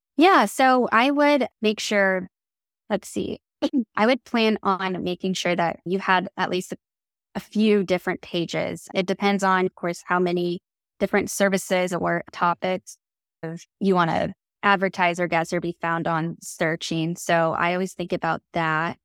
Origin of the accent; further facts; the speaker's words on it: Kansas City, United States; moved away as an adult; now in Savannah, United States; I'm originally from Kansas City, and I moved here to Savannah